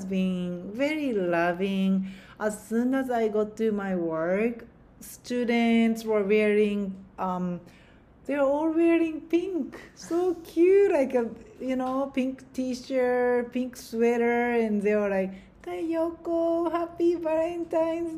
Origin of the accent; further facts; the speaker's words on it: Japan; now in United States; here in America, like I'm originally from Japan